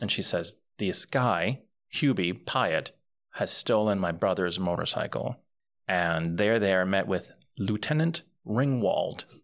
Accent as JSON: {"language": "English", "country": "Puerto Rico", "tie": "born or raised there", "said": "grew up in Puerto Rico and I grew up bilingual"}